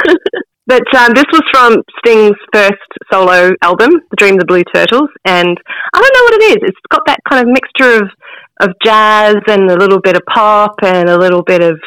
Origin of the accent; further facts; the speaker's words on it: New Zealand; accent: Kiwi; I'm a Kiwi